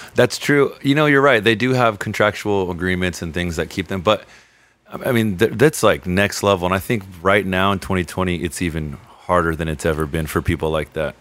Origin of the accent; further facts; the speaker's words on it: Redondo Beach, California, United States; also born or lived in Lomita, California; I was born here in the South Bay, just uh, just down in Lomita